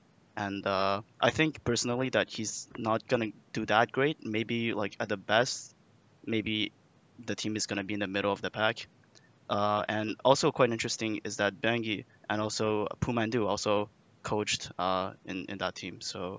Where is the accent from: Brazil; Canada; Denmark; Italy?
Canada; Montreal, Quebec; Hello, I'm from Montreal, Quebec. Montreal, Quebec.